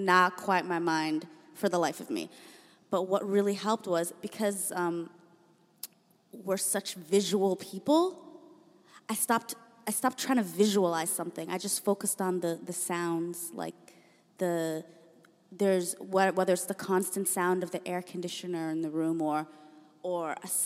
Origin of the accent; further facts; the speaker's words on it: Toronto, Ontario, Canada; We're from Toronto